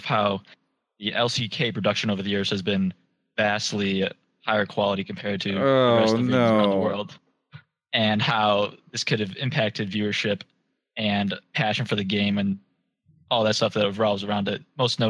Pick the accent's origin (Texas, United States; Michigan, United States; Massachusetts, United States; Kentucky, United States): Michigan, United States; Ann Arbor; From Ann Arbor, Michigan.